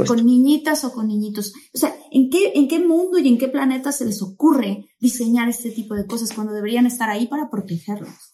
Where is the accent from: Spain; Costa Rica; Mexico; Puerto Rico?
Mexico; now in United States; soy mexicana, mexicana de Guaso Colorado